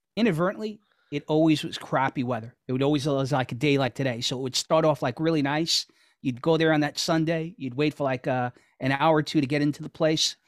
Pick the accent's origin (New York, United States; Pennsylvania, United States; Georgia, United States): New York, United States; New York City; growing up in Astoria